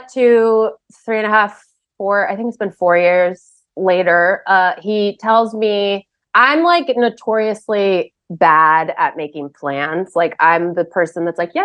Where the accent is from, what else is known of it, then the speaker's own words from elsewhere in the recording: Glendale, California, United States; I grew up in Glendale, by the way. I am like a townie.